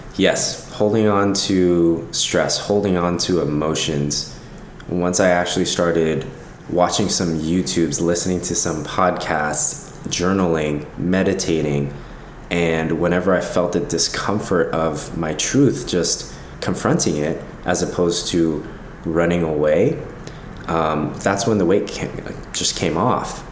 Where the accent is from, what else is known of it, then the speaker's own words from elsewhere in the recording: Los Angeles, California, United States; I grew up here in Los Angeles, born and raised